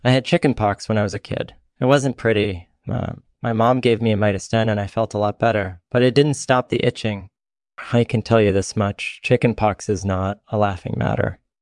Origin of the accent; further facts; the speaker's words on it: Netherlands; also born or lived in France; I was born and raised in the Netherlands